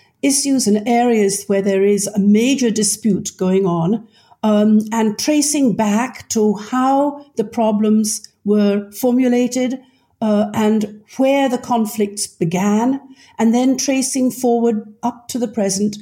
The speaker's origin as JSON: {"language": "English", "country": "United Kingdom", "tie": "born or raised there", "also_born_or_lived": "Scotland / London", "moved": "as an adult", "lives_now": "Maryland, United States", "said": "you can tell from my voice that I am British in origin. I grew up in Britain, actually Scotland and then London"}